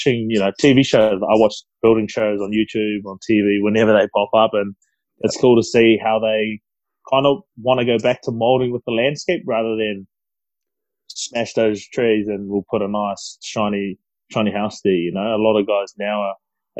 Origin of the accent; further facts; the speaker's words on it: New Zealand; I'm from New Zealand